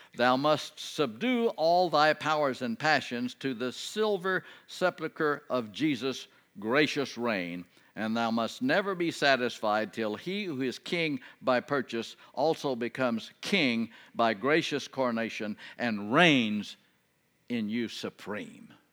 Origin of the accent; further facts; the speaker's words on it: Texas, United States; I'm from Texas